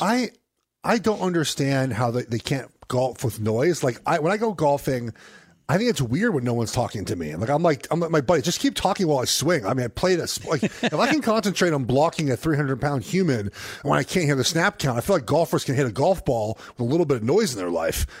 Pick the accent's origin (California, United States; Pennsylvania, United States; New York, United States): California, United States; Los Angeles; moved away; Paul Revere and I went to Pally